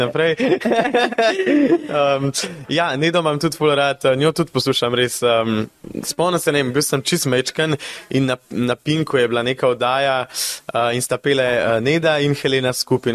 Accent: Besnica, Upper Carniola, Slovenia; v mojem domačem kraju v Besnici

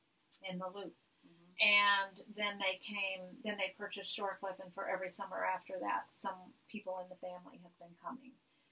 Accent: Minneapolis, Minnesota, United States; I'm from Minneapolis.

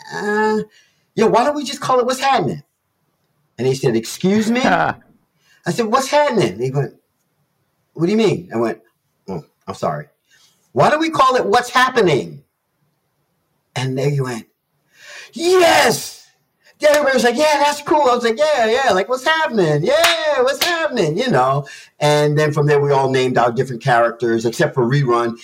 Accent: New York City, New York, United States; moved away; I'm from New York. You know, I'm a teenager out of New York City

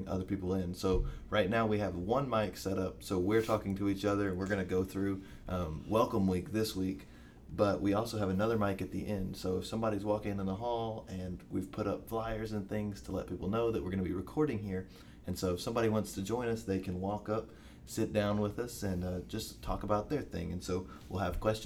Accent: Bowling Green, Kentucky, United States; moved away as an adult; now in Knoxville, United States; I am from Bowling Green, Kentucky

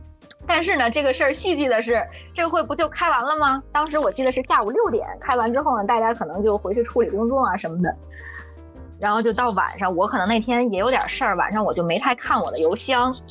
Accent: China; 因为我是中国人，我了解这样在会上大家都有一些情绪化的前提下，其实是不能解决问题的

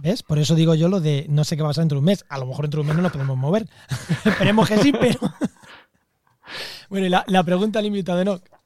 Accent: Castilla-La Mancha, Spain; now in Cádiz, Spain; mi pueblo, a, mi llanura manchega

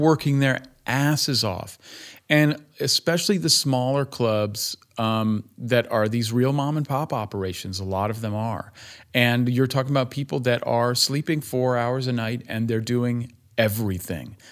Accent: Berkeley, California, United States; also born or lived in Rhode Island / New York / New Jersey; now in Greensboro, United States; I grew up in Berkeley

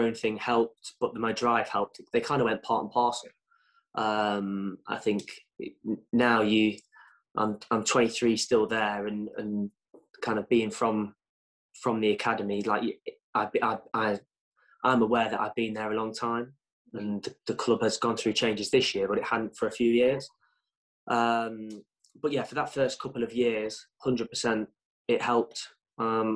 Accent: Burton upon Trent, West Midlands, United Kingdom; I'm from Burton, playing for Burton

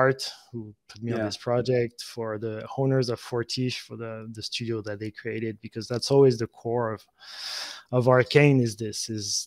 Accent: France; moved away as an adult; also born or lived in United States; now in Camargue, France; I just wanted to come back to France to, even for my kids there, they were 8 and 5 year old. I wanted to see them, to grow up in France

